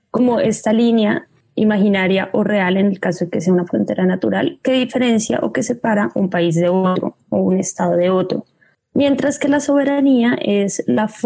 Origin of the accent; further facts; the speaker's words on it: Colombia; un estado como el colombiano, me remito otra vez a, nosotros